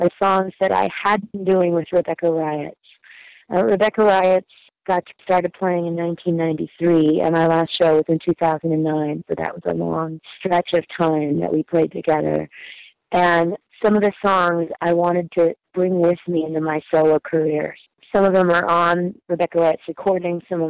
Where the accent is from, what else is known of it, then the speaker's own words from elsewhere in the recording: Northern California, United States; now in Berkeley, United States; I grew up in Northern California and then came to Berkeley to go to college